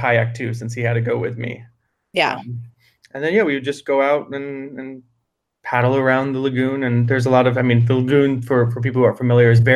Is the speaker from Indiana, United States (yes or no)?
no; Merritt Island, Florida, United States; moved away as an adult; also born or lived in California; now in North Florida, United States; I grew up on North Merritt Island, which is kind of the more rural side of Merritt Island